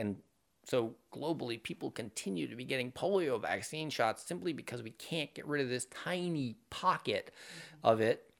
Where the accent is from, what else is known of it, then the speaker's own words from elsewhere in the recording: Maine, United States; moved away; I grew up up in Maine